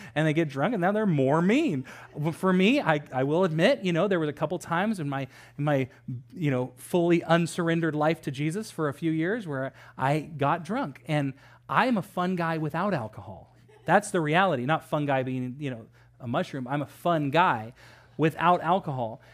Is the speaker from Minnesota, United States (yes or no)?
no; Sacramento area, California, United States; moved away as an adult; also born or lived in Los Angeles; we moved to Sacramento area from Los Angeles.